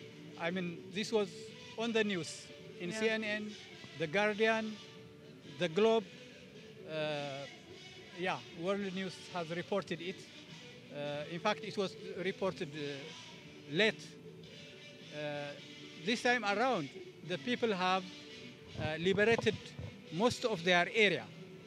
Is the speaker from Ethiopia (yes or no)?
yes; Tigray, Ethiopia; moved away as an adult; now in Oslo, Norway; And I am from Tigray, which is the northern part of Ethiopia.